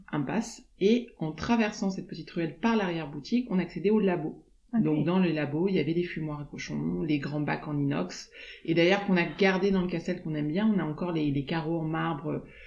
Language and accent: French; Aix-en-Provence, Provence-Alpes-Côte d'Azur, France; also born or lived in Lausanne; now in La Ciotat, France; on a grandi sur Aix